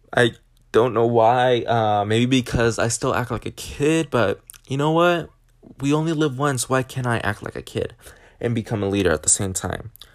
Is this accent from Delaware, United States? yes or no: no; Washington, United States; now in California, United States; Washington, mostly because it's my home state